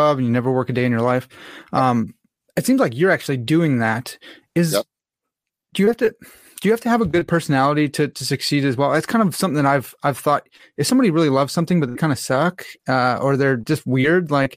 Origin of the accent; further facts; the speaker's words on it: Lombard, Illinois, United States; We grew up in Lombard